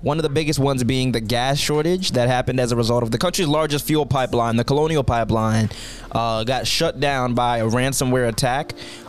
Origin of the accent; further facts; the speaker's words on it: Puerto Rico; born there; I was born black and in Puerto Rican.